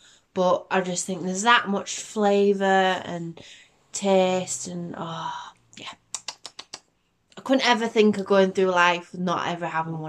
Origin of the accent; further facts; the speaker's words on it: Yorkshire and the Humber, United Kingdom; We're from Yorkshire.